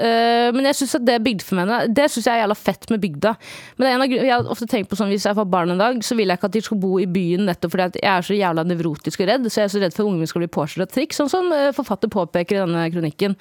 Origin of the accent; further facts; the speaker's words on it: Stokke, Vestfold, Norway; jeg er fra Stokke